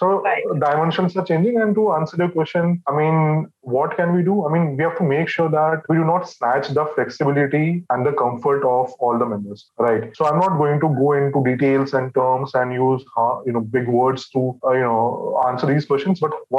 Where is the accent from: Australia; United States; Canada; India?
India; Kolkata, West Bengal; also born or lived in other Indian states; I'm basically from Calcutta, but then, you know, because my parents had this government job, so I had to relocate, to a lot of states.